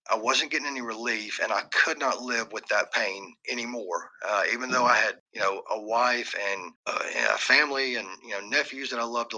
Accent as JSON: {"language": "English", "town": "Warner Robins", "region": "Georgia", "country": "United States", "tie": "born or raised there", "said": "Warner Robins, Georgia. I literally was born and raised here"}